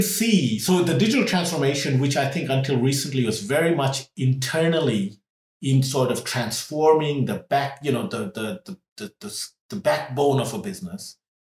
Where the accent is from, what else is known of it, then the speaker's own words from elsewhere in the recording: Trinidad & Tobago; also born or lived in India; when I was little, we moved from India to Trinidad in the West Indies